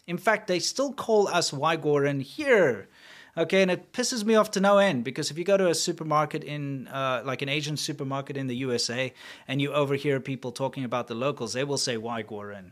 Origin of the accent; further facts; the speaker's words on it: South Africa; moved away; I'm from South Africa